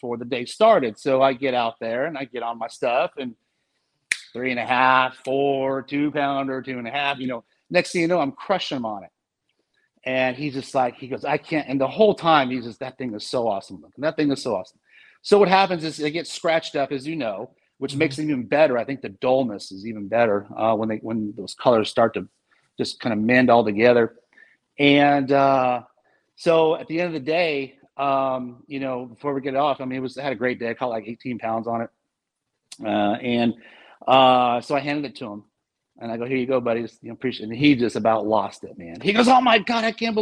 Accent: West Coast, United States; we're from the West Coast

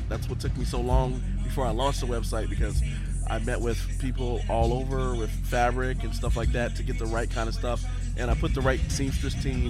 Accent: Tampa, Florida, United States; also born or lived in Orlando; I grew up in Tampa, moved back to Orlando to go to college.

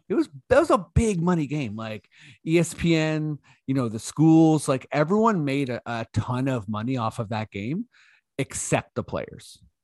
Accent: Toronto, Ontario, Canada; we're from Toronto

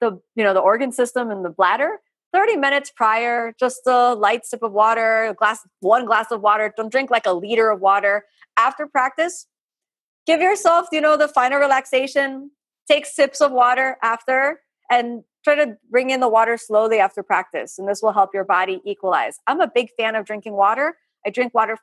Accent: Florida, United States; I'm from Florida, it's really warm here

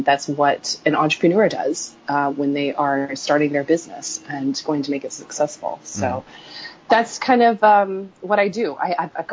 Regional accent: Silicon Valley, the Bay Area, California, United States; growing up in Silicon Valley, the Bay Area

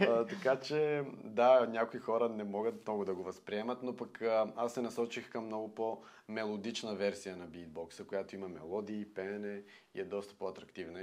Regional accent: Bulgaria

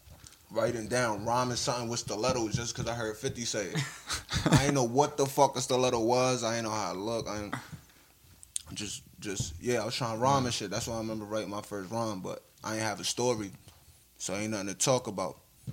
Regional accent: Jersey City, New Jersey, United States; also born or lived in Puerto Rico; I'm from Jersey City.

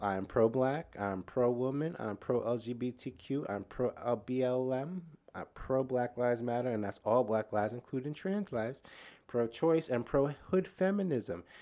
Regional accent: New York, United States; I'm from New York

